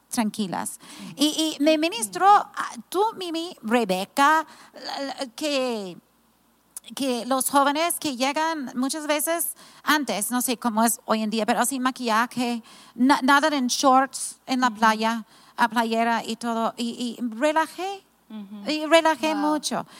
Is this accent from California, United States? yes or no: yes; California, United States; also born or lived in Mazatlán, Mexico; now in Tepic, Mexico; Yo soy de California, viví 10 años en Mazatlán